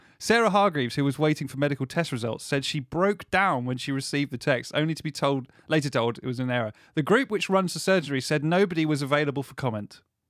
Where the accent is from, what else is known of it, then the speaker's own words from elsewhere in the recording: Scotland, United Kingdom; now in Doncaster, United Kingdom; I don't know why I'm Scottish, I just moved to Doncaster.